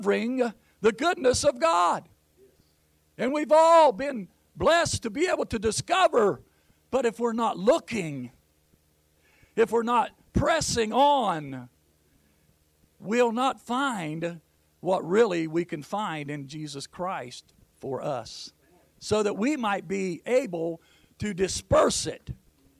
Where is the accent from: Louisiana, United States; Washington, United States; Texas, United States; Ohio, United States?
Ohio, United States; Jackson; I'm from Jackson, Ohio